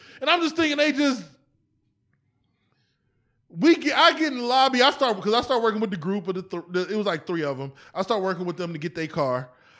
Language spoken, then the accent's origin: English; East Cleveland, Ohio, United States; also born or lived in Erie / Atlanta; I'm from East Cleveland to Erie, back to Cleveland, Atlanta.